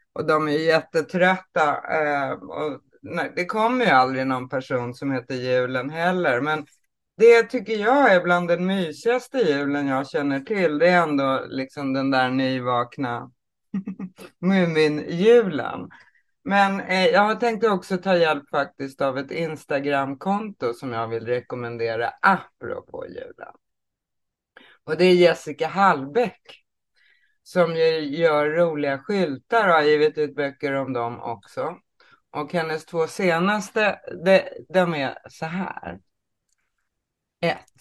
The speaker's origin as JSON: {"language": "Swedish", "region": "Småland", "country": "Sweden", "said": "Jag kommer ju från Småland också."}